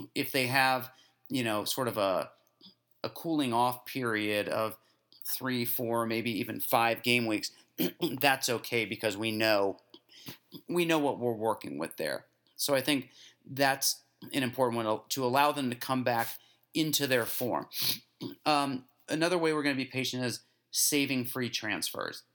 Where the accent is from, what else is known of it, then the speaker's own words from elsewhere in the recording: United States; As an American